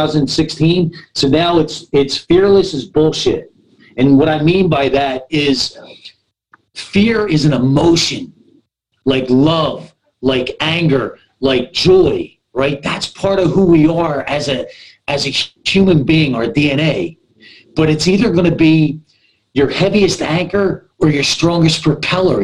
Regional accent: Philadelphia, Pennsylvania, United States; now in Southern California, United States; My first 18 months of my life, I was in an orphanage in North Philly. I'm from the East Coast

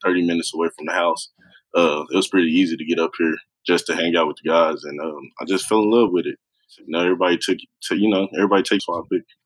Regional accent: Oklahoma, United States; growing up in Oklahoma.

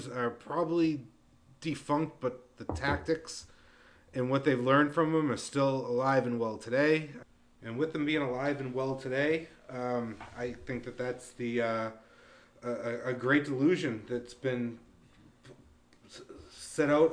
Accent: Lawrence, Massachusetts, United States; moved away; I grew up in Lawrence, Massachusetts

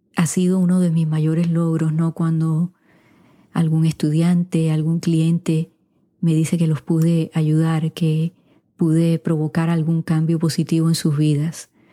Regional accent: Puerto Rico; first language Spanish; also born or lived in Wichita, Kansas, United States; now in United States; aunque nací aquí en los Estados Unidos, mis padres me llevaron a Puerto Rico de cuatro meses, así que de alma soy puertorriqueña

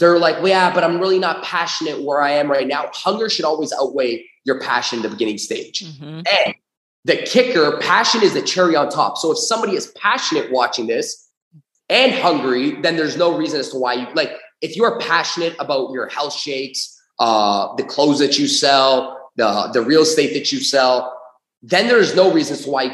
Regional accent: Toronto, Ontario, Canada; I grew up in Toronto, Canada

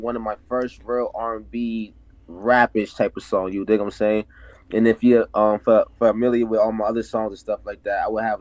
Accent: Boston, Massachusetts, United States; I'm from JP, so that's Jamaican Plains in Boston

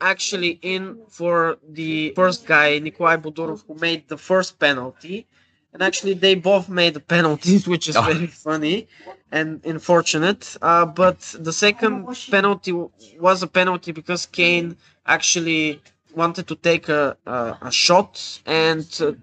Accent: Bulgaria; for the Bulgarian fans, as myself

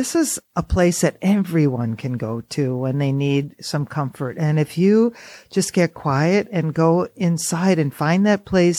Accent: Oconto, Wisconsin, United States; now in Baraboo, United States; I was born in Oconto, north of Green Bay.

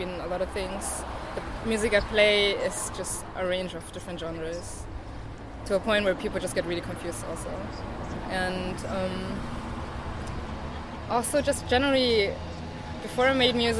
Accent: Munich, Bavaria, Germany; moved away as an adult; now in Berlin, Germany; I grew up in Munich, was born there

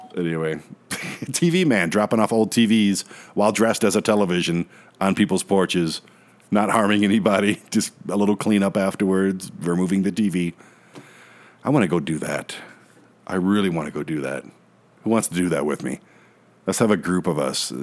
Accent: Michigan, United States; Michigan, my home state

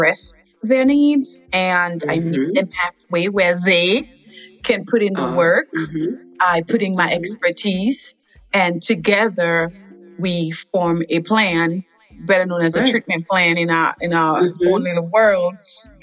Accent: Dominica; moved away as an adult; also born or lived in Massachusetts; now in Freeport, United States; I was born in Dominica. I was raised there until age 22, and I'm currently residing in Freeport, Louisiana.

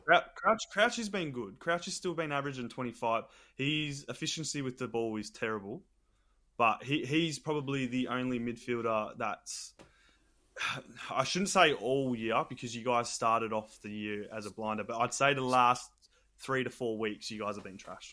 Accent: Australia; I'm just being an Aussie, a typical Aussie

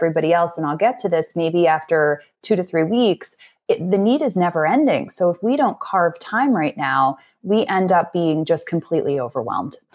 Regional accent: New York, United States; growing up as a New Yorker

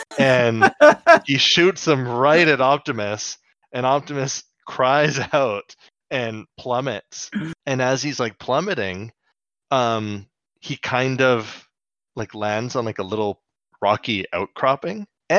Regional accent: Canada; We're teaching our Turkish listeners some of our Canadianisms.

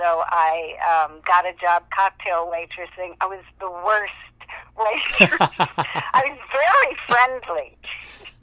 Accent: St. Louis, Missouri, United States; moved away; I'm from St. Louis

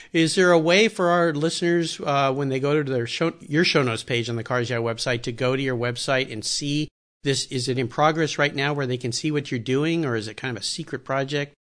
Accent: Southern California, United States; I loved skateboarding as a kid growing up in Southern California

